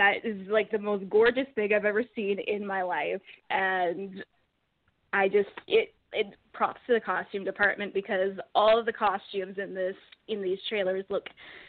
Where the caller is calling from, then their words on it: Edmonton, Alberta, Canada; I'm calling from Edmonton, Canada.